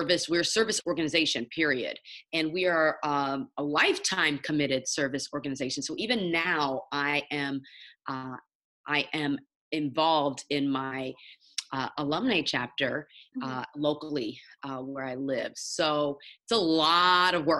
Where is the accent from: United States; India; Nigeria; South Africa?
Nigeria; I'm Nigerian, so as a Nigerian, you really get ingrained growing up having three options for your career